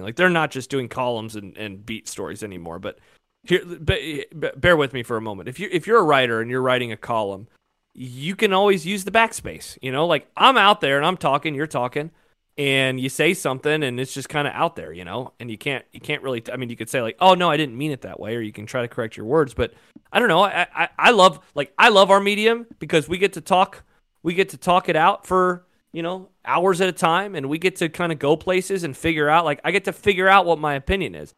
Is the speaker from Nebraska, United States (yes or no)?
yes; Omaha, Nebraska, United States; I grew up in Omaha. I'm a city kid.